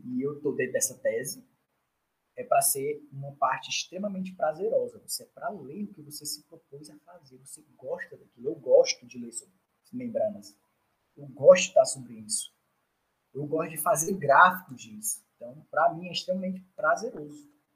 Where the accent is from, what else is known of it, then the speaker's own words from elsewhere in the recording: Northeast Region, Brazil; also born or lived in South Brazil; nós do Nordeste